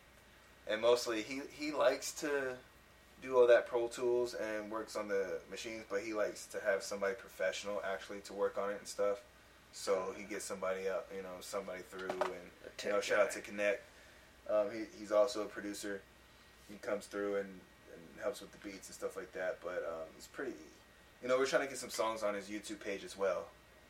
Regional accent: East Coast, United States; now in California, United States; I'm from the East Coast too

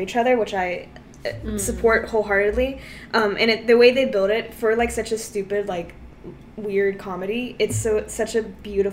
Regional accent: Texas, United States; I'm from Texas, I live outside of Dallas

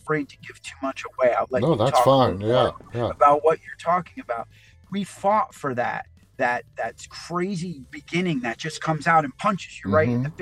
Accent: East Coast, United States; I'm a total East Coast guy

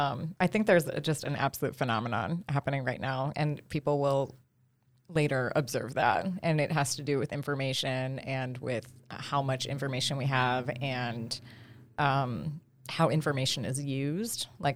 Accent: Cleveland, Ohio, United States; Cleveland. Can you hear it?

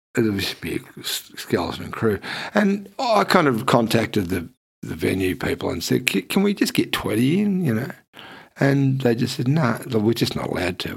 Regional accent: Geelong, Victoria, Australia; now in Melbourne, Australia; I live here and not in Geelong. You know, because I grew up in Geelong

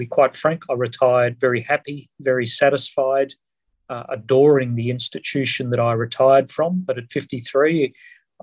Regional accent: Queensland, Australia; I was brought up in a little tiny mining town in my home state of Queensland

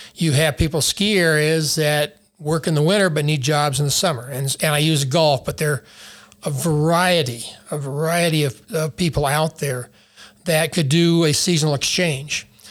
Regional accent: Taos, New Mexico, United States; I grew up in Taos, uh, and was a ski bum

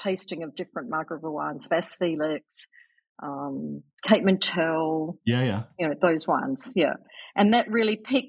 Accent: Timaru, South Island, New Zealand; accent: Kiwi; moved away as an adult; also born or lived in London, United Kingdom / Perth, Australia; now in Clare Valley, Australia; I was brought up in the South Island of New Zealand

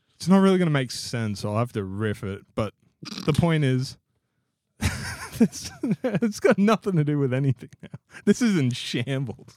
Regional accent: Victoria, Australia; also born or lived in Queensland; now in Gold Coast, Australia; growing up in Victoria

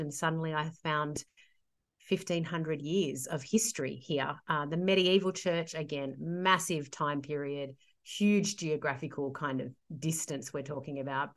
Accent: Sydney, New South Wales, Australia; I'm a Sydney girl, born and bred.

